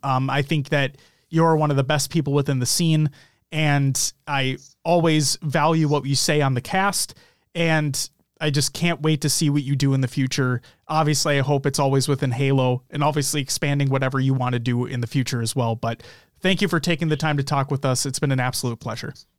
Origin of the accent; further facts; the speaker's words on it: United States; we are from the United States